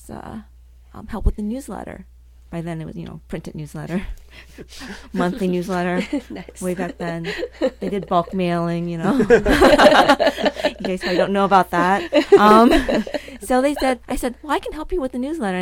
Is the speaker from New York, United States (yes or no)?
no; Cleveland, Ohio, United States; growing up in Cleveland